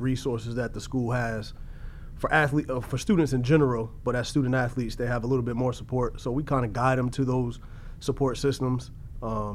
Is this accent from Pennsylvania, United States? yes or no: no; Bloomfield, Connecticut, United States; moved away as an adult; also born or lived in Iowa; I'm from Bloomfield, Connecticut. Born and raised in Bloomfield, Connecticut